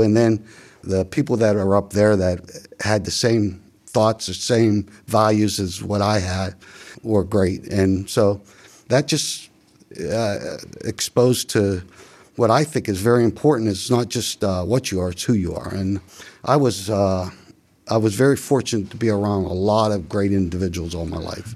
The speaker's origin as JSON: {"language": "English", "town": "Beaver Falls", "region": "Pennsylvania", "country": "United States", "tie": "born or raised there", "said": "growing up in the Beaver County, in particular, Beaver Falls community"}